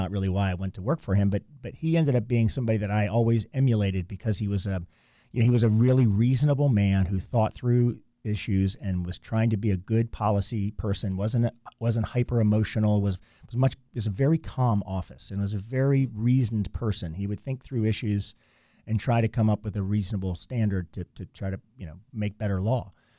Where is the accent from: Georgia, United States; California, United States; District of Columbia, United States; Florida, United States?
District of Columbia, United States; Washington; moved away; I grew up in Washington, D.C.